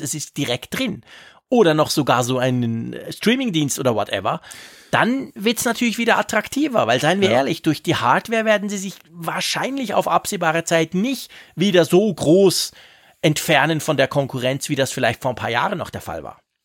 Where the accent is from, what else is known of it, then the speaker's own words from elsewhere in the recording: Switzerland; Bei uns in der Schweiz